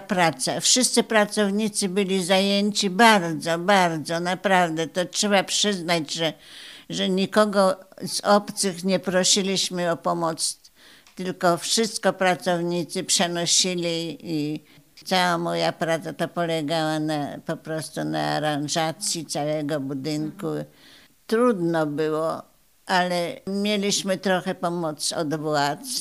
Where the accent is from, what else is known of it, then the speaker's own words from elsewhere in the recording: Opoczno, Łódź Voivodeship, Poland; moved away as an adult; now in Radom, Poland; Przyjechałam do Radomia z Opoczna, bo jestem tam, tam rodzina moja była i tam chodziłam do szkoły.